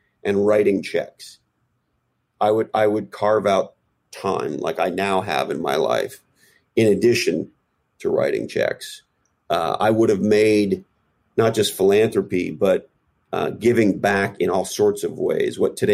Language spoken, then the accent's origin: English; Canada; moved away as an adult; now in United States; I grew up in Canada, but I have lived here for approximately 25 years or so